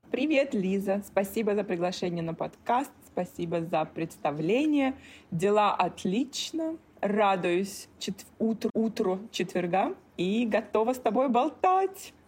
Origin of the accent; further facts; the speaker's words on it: Kaliningrad, Kaliningrad Oblast, Russia; moved away as an adult; also born or lived in Italy / Czech Republic / Hong Kong; now in Singapore; Росла, да, я росла в Калининграде